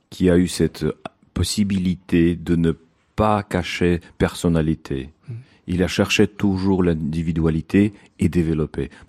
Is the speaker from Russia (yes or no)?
yes; Saint Petersburg, Russia; Oui, moi je viens de Saint-Pétersbourg et, là j'essaie d'imposer un peu l'école de Saint-Pétersbourg sur Bolshoï.